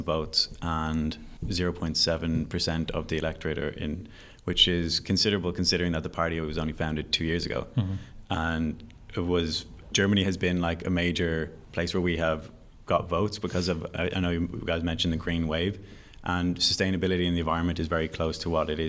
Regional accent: Dublin, Leinster, Ireland; I'm from Dublin. Mm-hmm. I've grown up in Dublin

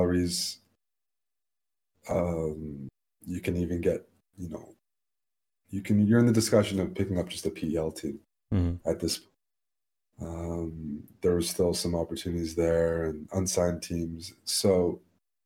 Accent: Canada; we're Canadian

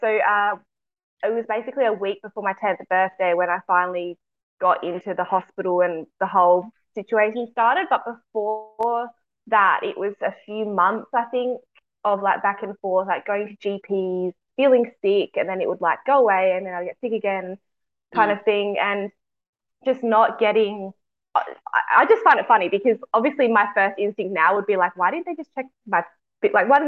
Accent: Adelaide, South Australia, Australia; I'm from Adelaide, so South Australia

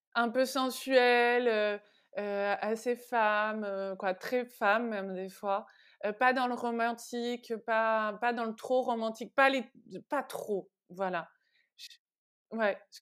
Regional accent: Vernon, Normandy, France; moved away as an adult; also born or lived in Rouen, France; now in Paris, France; je viens de Vernon, qui est entre Paris et Rouen

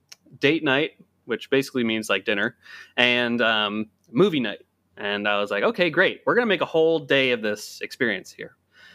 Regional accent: Hershey, Pennsylvania, United States; now in Washington, United States; so I currently live in the Washington DC area right now, but growing up, I grew up in Hershey, Pennsylvania.

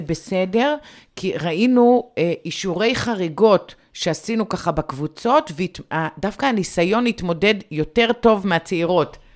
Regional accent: Bat Yam, Tel Aviv District, Israel; אני מגיעה מבת ים

